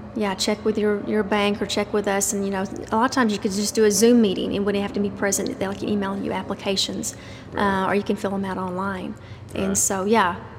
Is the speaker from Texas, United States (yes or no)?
yes; Dublin, Texas, United States; moved away as an adult; now in Stephenville, United States; I'm actually from Dublin